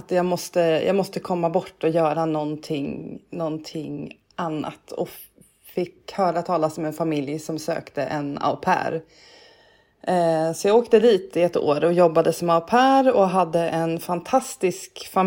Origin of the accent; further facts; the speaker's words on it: Stockholm, Stockholm County, Sweden; Eh, jag är född och uppväxt i Stockholm. Bott på Söder, på Åsögatan och gått på Katarina Södra skola.